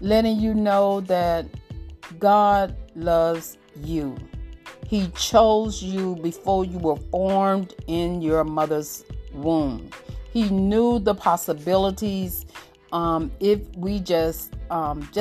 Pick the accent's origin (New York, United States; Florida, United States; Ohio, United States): Florida, United States; Miami; We grew up in Miami and the projects and things like